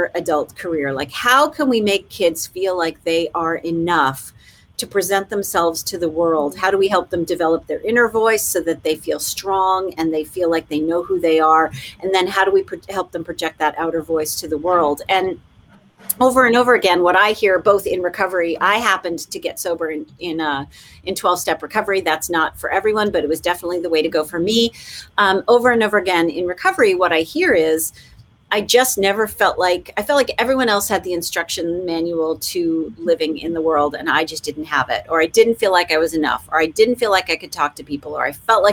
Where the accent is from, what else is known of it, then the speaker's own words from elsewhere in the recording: Massachusetts, United States; I'm from Massachusetts